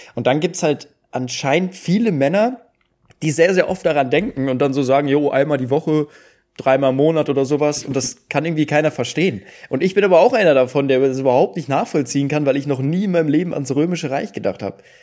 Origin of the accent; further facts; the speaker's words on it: Duisburg, North Rhine-Westphalia, Germany; ich komme ja aus Duisburg